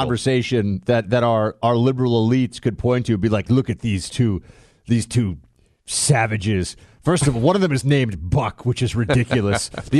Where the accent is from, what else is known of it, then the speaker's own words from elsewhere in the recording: New York, United States; I grew up in New York